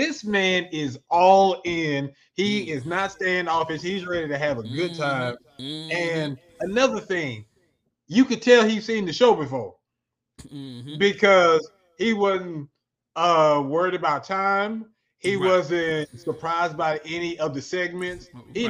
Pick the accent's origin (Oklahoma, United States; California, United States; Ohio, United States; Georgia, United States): Oklahoma, United States; I'm from Oklahoma.